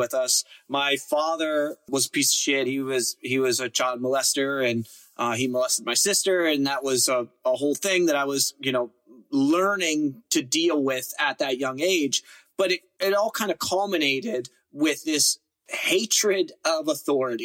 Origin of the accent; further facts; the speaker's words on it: Pittsburgh, Pennsylvania, United States; I grew up in Pittsburgh